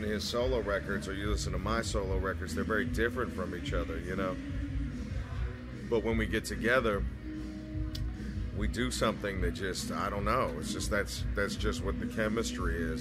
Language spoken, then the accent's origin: English; Berkeley, California, United States; also born or lived in Davis, California; I'm from Berkeley, but when I went to Davis